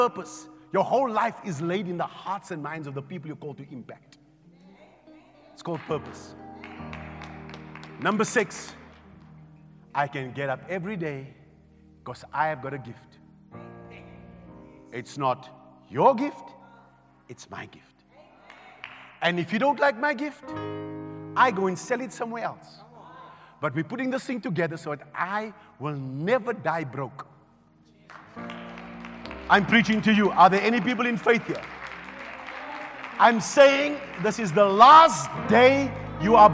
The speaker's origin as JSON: {"language": "English", "town": "Johannesburg", "region": "Gauteng", "country": "South Africa", "tie": "born or raised there", "also_born_or_lived": "Riverlea", "said": "I grew up in Cori, but I was born in Rivoli"}